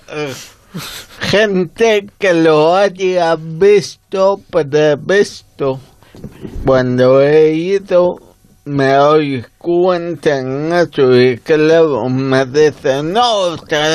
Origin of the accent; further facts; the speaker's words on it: Vigo, Galicia, Spain; yo soy de Vigo